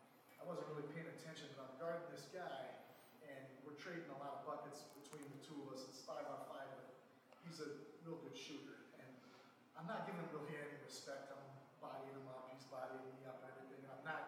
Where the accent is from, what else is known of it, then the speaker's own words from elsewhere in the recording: Ohio, United States; I was raised in Ohio, and how I used to hunt with my dad